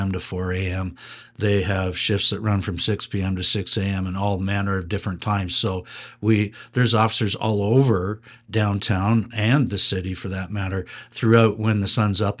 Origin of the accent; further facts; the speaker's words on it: Waterloo, Ontario, Canada; I come from the Waterloo region that has its own police force.